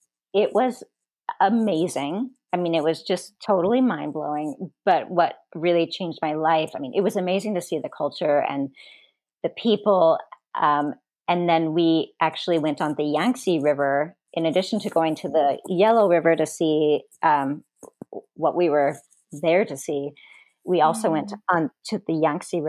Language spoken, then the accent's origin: English; Marysville, Washington, United States; moved away as an adult; also born or lived in China / Germany / New York; I grew up in Washington State, in a town that used to be small called Marysville.